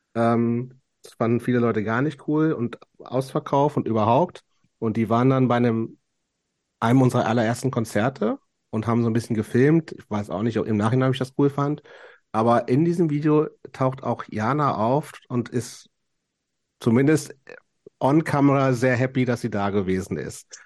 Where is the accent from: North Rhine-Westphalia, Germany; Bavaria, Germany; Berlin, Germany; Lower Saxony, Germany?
Lower Saxony, Germany; Lower Saxony countryside, Germany; born or raised there; moved away